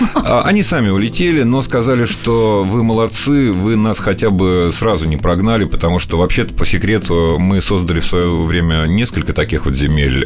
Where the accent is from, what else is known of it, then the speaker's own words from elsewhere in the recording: Northern Kazakhstan, Kazakhstan; moved away; Я родился и вырос в Северном Казахстане, как раз э, примерно между космодромом и ядерным полигоном в Семипалатинске